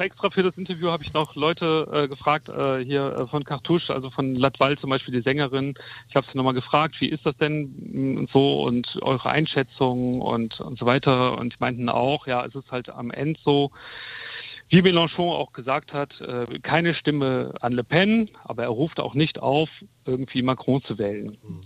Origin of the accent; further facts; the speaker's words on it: Germany; also born or lived in France; als Deutscher